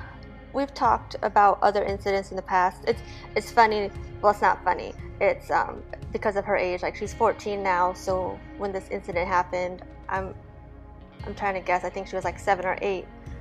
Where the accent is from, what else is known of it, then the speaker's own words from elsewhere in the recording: Nebraska, United States; moved away as an adult; now in Las Vegas, United States; I am a Korean adoptee. So I grew up in the Midwest with a completely white family, a German, Swedish, just all European mix. I lived in Nebraska for most of my life until I joined the Navy.